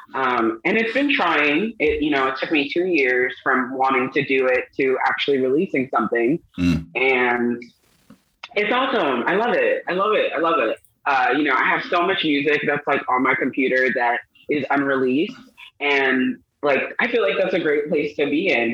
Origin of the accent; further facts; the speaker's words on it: Long Island, New York, United States; moved away; also born or lived in Brooklyn, New York; I was born in Brooklyn, um, grew up in Long Island, um, ultimately going back to Brooklyn